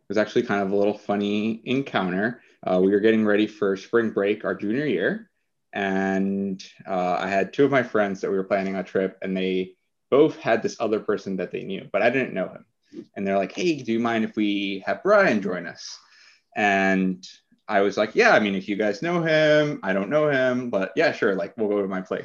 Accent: Colombia; now in Cambridge, United States; I am originally from Colombia, but I currently live in Cambridge

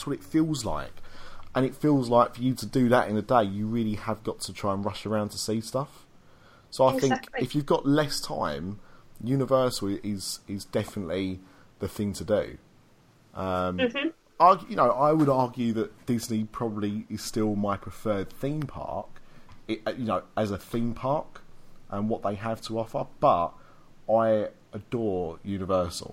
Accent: United Kingdom; we're British.

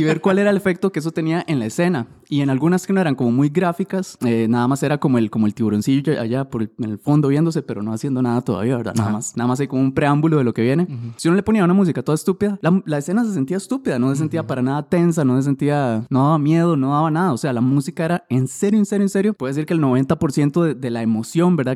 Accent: Siquirres, Limón, Costa Rica; me acuerdo estar en el centro de Siquirres, yo soy de Siquirres, con mis amigos

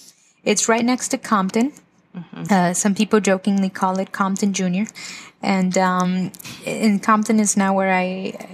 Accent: Zacapu, Michoacán, Mexico; now in United States; Well, I'm originally from Zacapu, Michoacán. Zacapu is a small town in the state of Michoacán, wow, in Mexico.

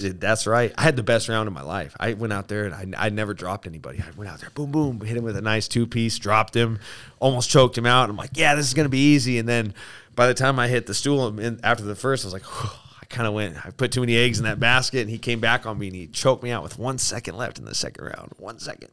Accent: Aurora, Colorado, United States; also born or lived in Spokane; I was born in Aurora, Colorado

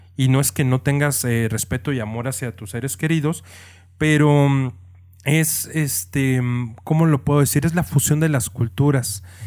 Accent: Mexico; como mexicano

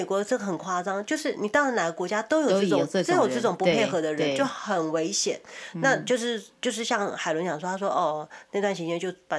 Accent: Taiwan; now in Los Angeles, United States; 因为我台湾是我们本身呃我们的家乡嘛。

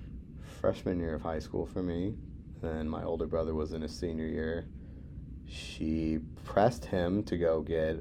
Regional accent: Milwaukee, Wisconsin, United States; moved away; also born or lived in West Des Moines; I was born in an actual city, so like by the standards of population, I'm considering West Des Moines small. Milwaukee is a very populous city

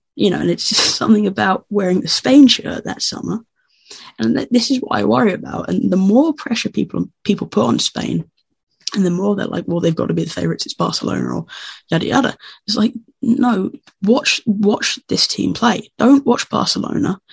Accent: England, United Kingdom; I'm English

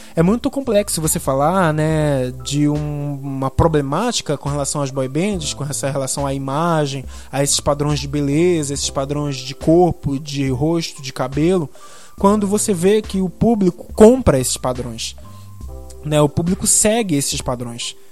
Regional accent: Belém, Pará, Brazil; eu sou aqui de Belém do Pará

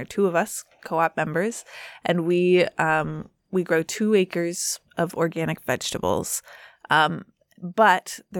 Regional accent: Lincoln, Nebraska, United States; Lincoln, Nebraska, is my hometown.

